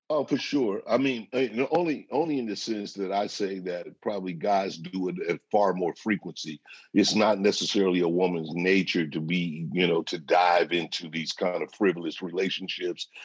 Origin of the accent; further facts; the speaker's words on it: St. Louis, Missouri, United States; I'm from the Midwest. I'm from St. Louis